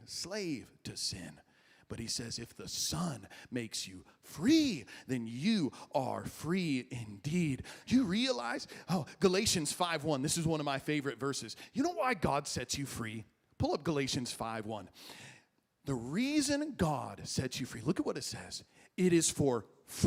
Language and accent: English; Illinois, United States; moved away as an adult; also born or lived in Dallas; I was driving home from Dallas, where I was in school, to my hometown in Illinois